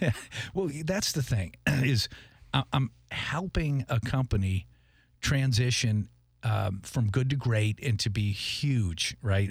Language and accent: English; Tewksbury, Massachusetts, United States; I'm from Boston, Massachusetts, Tewksbury.